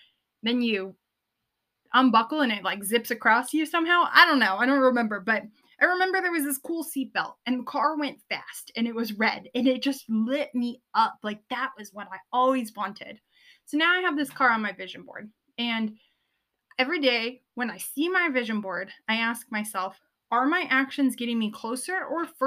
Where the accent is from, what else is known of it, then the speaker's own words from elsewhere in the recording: Southern California, United States; I grew up in Southern California